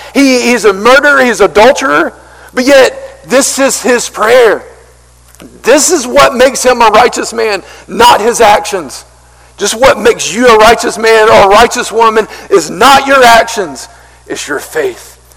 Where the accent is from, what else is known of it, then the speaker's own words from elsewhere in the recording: Marion, United States; I'm from Marion. I'm from a country, small country town